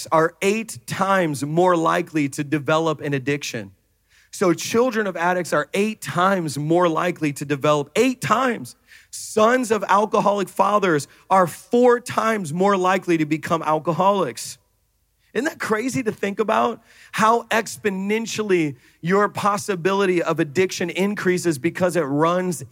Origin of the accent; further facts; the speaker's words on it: Jamaica; I'm Jamaican